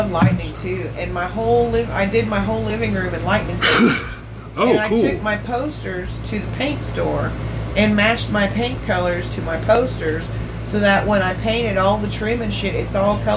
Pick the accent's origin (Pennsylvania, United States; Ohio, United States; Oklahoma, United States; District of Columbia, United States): Oklahoma, United States; also born or lived in Okmulgee, United States / Louisiana, United States / Texas, United States; So like I was born in Okmulgee, but then we moved to Louisiana, and then by kindergarten we moved to Ringwood, Oklahoma, and we stayed there till I was like fifth grade, and then we moved from there to Woodward